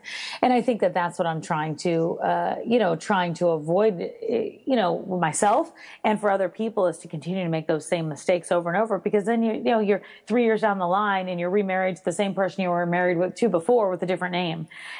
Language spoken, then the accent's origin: English; Texas, United States; I'm from Texas originally.